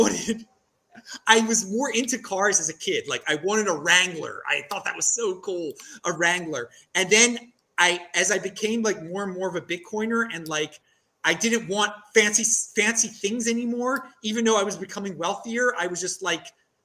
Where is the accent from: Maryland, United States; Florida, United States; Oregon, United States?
Maryland, United States; now in Bowling Green, United States; I'm from Maryland